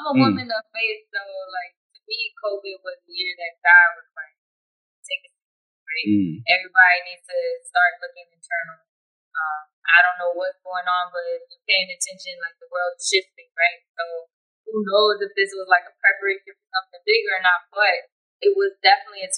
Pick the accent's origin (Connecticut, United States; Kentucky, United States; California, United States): California, United States; I'm actually born and raised in Cali out here. So, West Side